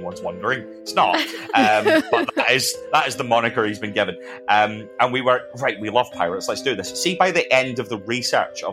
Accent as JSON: {"language": "English", "region": "Scotland", "country": "United Kingdom", "said": "I am Scottish, mostly because I come from Scotland."}